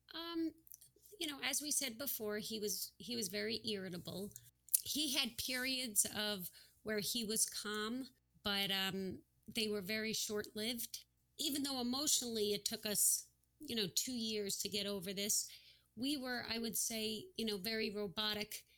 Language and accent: English; New Jersey, United States; We're from New Jersey